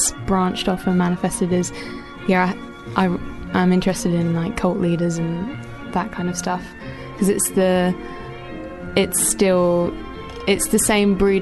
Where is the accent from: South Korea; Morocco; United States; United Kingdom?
United Kingdom; Southend-on-Sea, East of England; all my friends from Southend